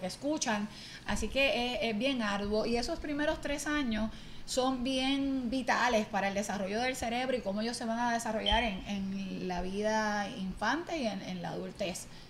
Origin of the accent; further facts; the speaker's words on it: Barceloneta, Puerto Rico; now in Mayagüez, Puerto Rico; soy natural de Barceloneta, aunque el corazón me llevó a Mayagüez